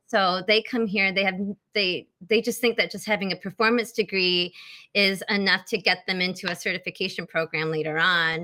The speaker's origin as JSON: {"language": "English", "region": "Michigan", "country": "United States", "tie": "born or raised there", "said": "I'm back in my hometown, just five minutes away from mom and dad"}